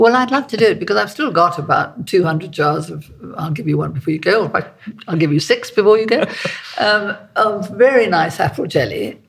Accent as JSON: {"language": "English", "country": "South Africa", "tie": "born or raised there", "moved": "yes", "said": "I'm South African. You know, I was born in South Africa"}